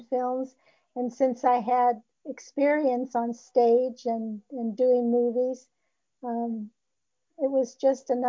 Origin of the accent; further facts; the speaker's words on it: Los Angeles, California, United States; I was born in Hollywood